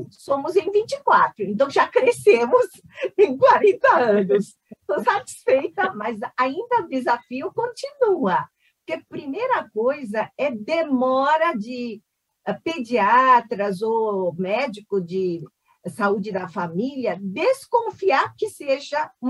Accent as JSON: {"language": "Portuguese", "country": "South Korea", "moved": "yes", "lives_now": "Brazil", "said": "Na verdade, eu sou coreana, só para dizer, eu não sou chinesa. Sou coreana que faz 57 anos no Brasil"}